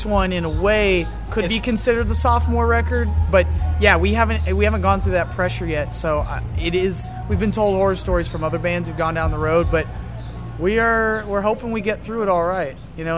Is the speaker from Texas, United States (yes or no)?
yes; San Antonio, Texas, United States; we're from San Antonio